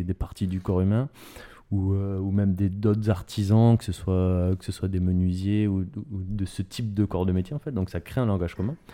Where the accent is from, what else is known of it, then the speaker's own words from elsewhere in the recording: France; en tant que, effectivement, en tant que Français